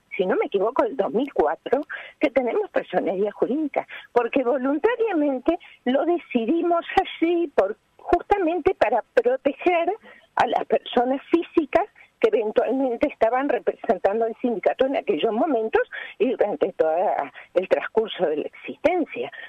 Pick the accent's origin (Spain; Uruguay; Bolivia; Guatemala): Uruguay; como uruguayos, ciudadanos y ciudadanas uruguayas y uruguayos orgullosos de las relaciones laborales de nuestro país